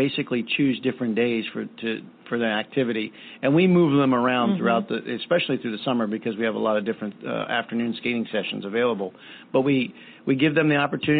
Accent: East Coast, United States; moved away; I grew up on the East Coast.

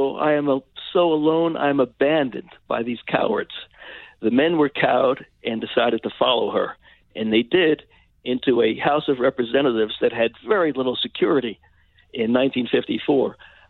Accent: New York City, New York, United States; I grew up in the Bronx, New York

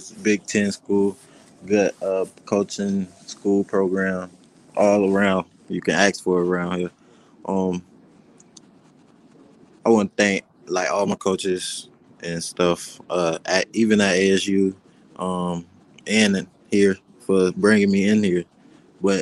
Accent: Florida, United States; moved away as an adult; also born or lived in Arizona; now in Nebraska, United States; I'm from Florida

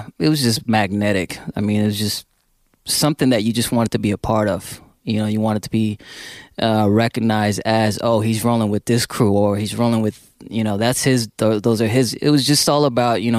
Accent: San Francisco, California, United States; I grew up here in San Francisco

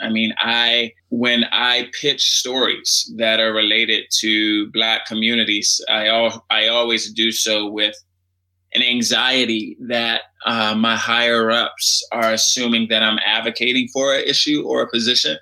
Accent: Washington, District of Columbia, United States; I grew up in Washington, D.C.

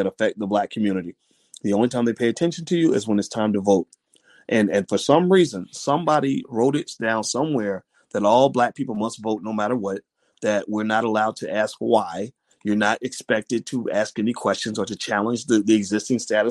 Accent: Louisville, Kentucky, United States; my hometown of Louisville

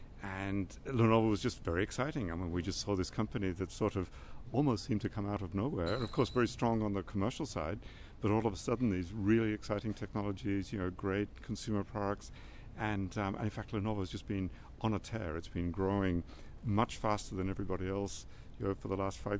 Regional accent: Australia; I'm Australian

